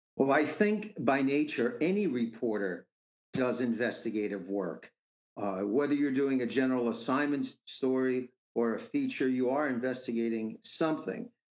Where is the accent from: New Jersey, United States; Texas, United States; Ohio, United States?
New Jersey, United States; River Edge; River Edge, uh, my hometown